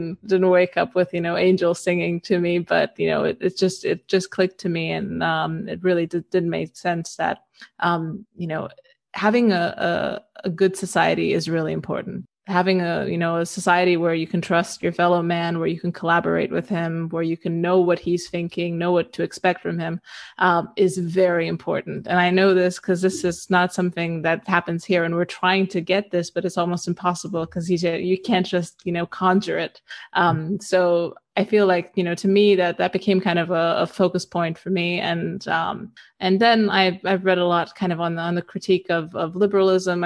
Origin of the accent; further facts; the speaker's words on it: Romania; moved away as an adult; also born or lived in the West; I grew up in Eastern Europe. I lived here until I was about 18, and then I moved to the West